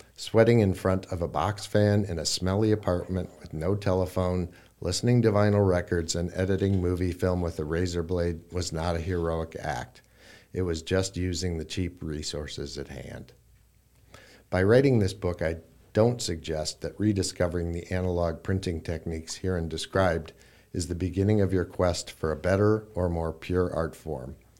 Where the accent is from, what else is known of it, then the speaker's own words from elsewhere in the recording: Iowa, United States; moved away as an adult; also born or lived in Brooklyn; I, I grew up in Iowa. Um, for people who don't know, Iowa City is, uh, a university town. Um, I grew up in a small town near there